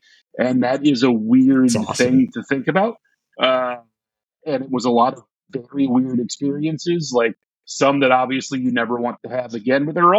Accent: Belleville, Illinois, United States; moved away as an adult; also born or lived in Washington, D.C. area; I'm from St. Louis originally, from Belleville originally. And so when my life kind of shifted to where moving back in early 2017

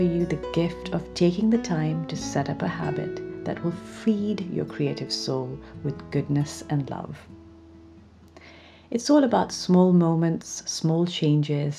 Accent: Pakistan; growing up in Pakistan, where creativity was always meant to be a hobby and not a career

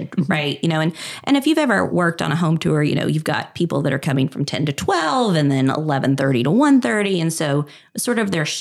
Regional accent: Kentucky, United States; now in Dallas, United States; I grew up in Kentucky

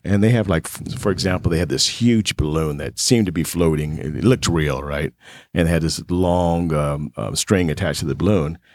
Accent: Las Vegas, Nevada, United States; growing up in Vegas, you meet a lot of celebrities

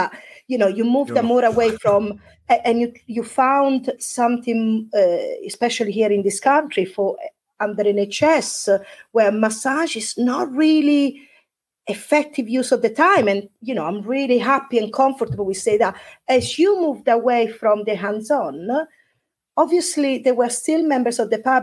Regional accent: Italy; now in Devon, United Kingdom; when I go back to Italy, I don't feel Italian anymore because I've been away for such a long time.

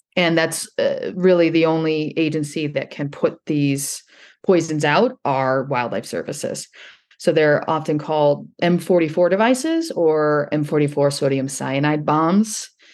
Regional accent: northern Indiana, United States; I grew up in the Great Lakes in northern Indiana.

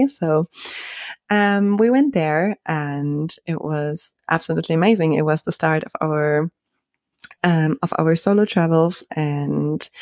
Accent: Germany; moved away as an adult; also born or lived in Spain; when I grew up in Germany

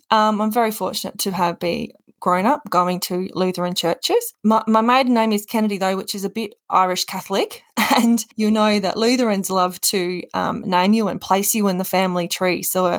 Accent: South Australia, Australia; also born or lived in Gawler / Adelaide / Alice Springs; So I'm originally from South Australia. My dad was a police officer, so we moved around the state quite a bit, but they ended up in Gawler, just north of Adelaide.

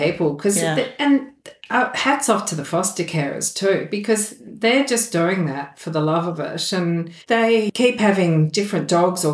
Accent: Melbourne, Victoria, Australia; moved away; I'm from Melbourne originally

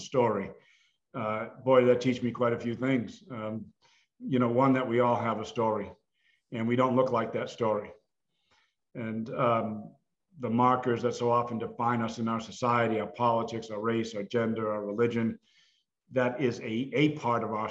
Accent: Massachusetts, United States; growing up in Massachusetts in foster care

